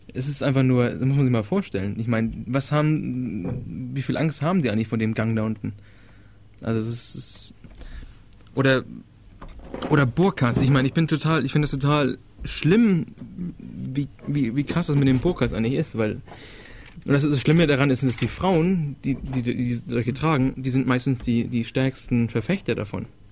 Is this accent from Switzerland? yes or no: no; Denmark; ich bin ja aus Dänemark, also ich hatte dänische Schule und sowas